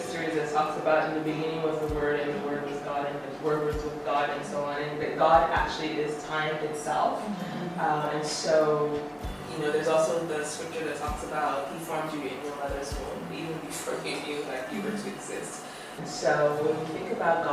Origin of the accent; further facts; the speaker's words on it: United States; now in Rome, Italy; I'm from the U.S.